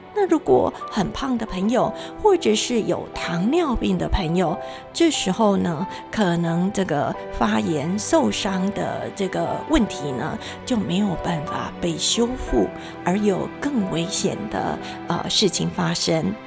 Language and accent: Chinese; Taiwan; 我们台湾人全体呢都很努力。